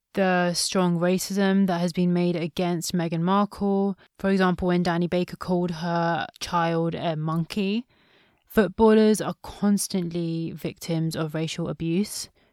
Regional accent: India; since I'm from India

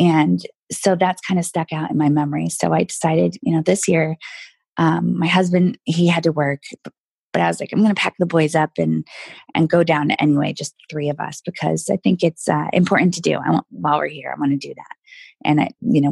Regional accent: New Hampshire, United States; moved away; I grew up in New Hampshire

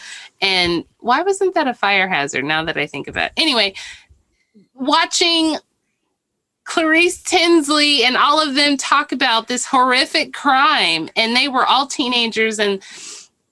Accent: Irving, Texas, United States; I'm from Irving.

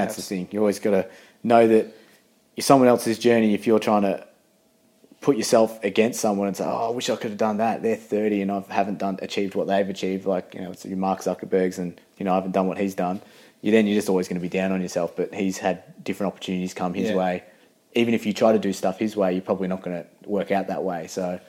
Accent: England, United Kingdom; born there; I was born in England originally

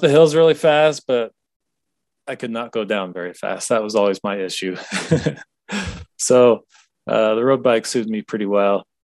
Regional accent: Washington, United States; I grew up in Washington State, kind of out countryside.

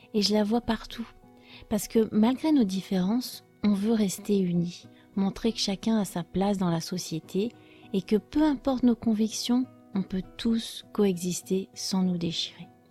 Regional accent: France; je suis française

